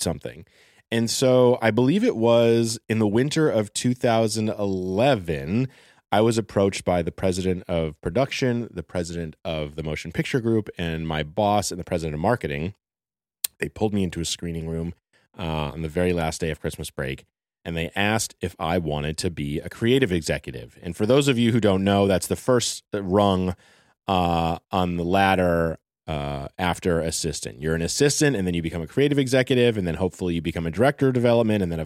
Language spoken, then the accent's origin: English; Los Angeles, California, United States; I also knew this boy named Evan Silverberg from growing up in Encino